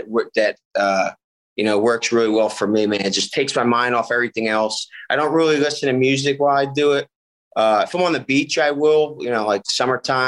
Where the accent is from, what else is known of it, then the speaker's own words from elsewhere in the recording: Bristol, Pennsylvania, United States; accent: Philly; I'm from maybe like 20 minutes north of Philly. It's called Bristol, Pennsylvania.